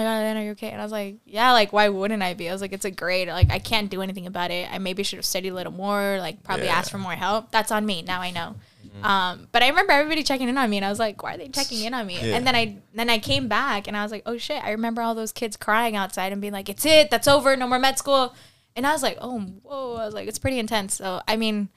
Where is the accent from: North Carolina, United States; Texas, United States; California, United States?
California, United States; I'm from California.